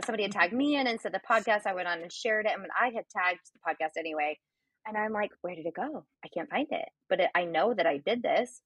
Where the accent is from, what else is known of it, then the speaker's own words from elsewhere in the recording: Illinois, United States; we're both from Illinois